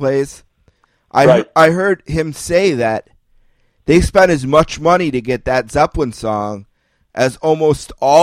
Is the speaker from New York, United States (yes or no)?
yes; Buffalo, New York, United States; I'm from Buffalo, New York. I grew up on hockey.